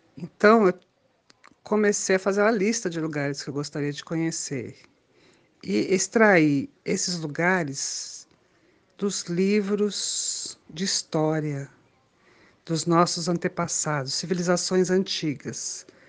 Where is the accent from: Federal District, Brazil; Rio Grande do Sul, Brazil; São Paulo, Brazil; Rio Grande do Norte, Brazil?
Federal District, Brazil; Brasília; Eu sou de Brasília